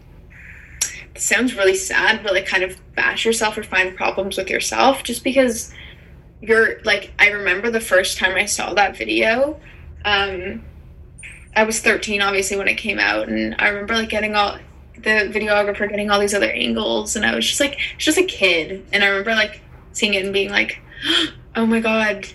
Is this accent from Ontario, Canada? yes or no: yes; Toronto, Ontario, Canada; Growing up in Toronto